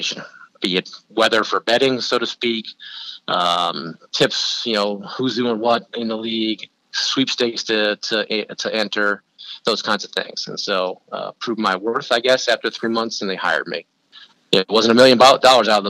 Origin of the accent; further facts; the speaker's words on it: San Francisco, California, United States; moved away as an adult; also born or lived in Oxford, Ohio; now in Chicago, United States; I grew up in California, ended up in Oxford, Ohio